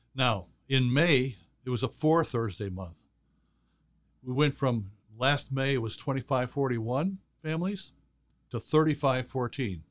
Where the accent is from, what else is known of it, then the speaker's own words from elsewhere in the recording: Chicago, Illinois, United States; I was born and raised in Chicago